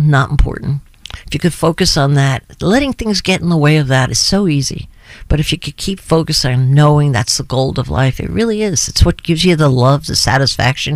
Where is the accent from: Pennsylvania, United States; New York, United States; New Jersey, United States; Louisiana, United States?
New Jersey, United States; My sense of humor is from New Jersey